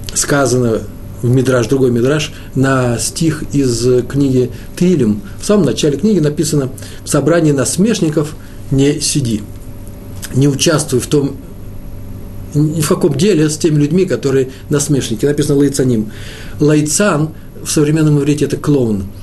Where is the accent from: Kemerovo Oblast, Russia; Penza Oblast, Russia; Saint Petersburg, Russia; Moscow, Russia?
Moscow, Russia; also born or lived in Jerusalem, Israel; я москвич